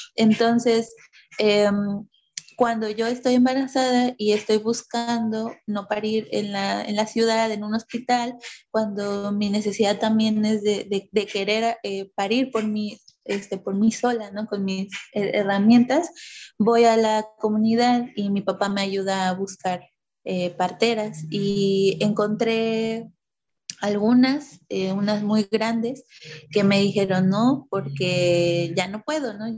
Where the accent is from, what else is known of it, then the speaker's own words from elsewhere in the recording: Oaxaca, Mexico; moved away as an adult; also born or lived in Mexico City; now in Veracruz, Mexico; regresamos a vivir a la comunidad de mi papá.